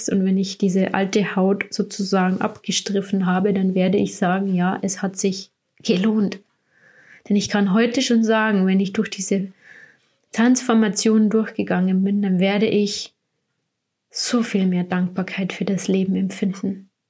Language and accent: German; Bavaria, Germany; ich will erstmal wieder Richtung meine Heimat, wo ich herkomme, Richtung Bayern. Und da sind wir jetzt auch im Moment bei meiner Familie.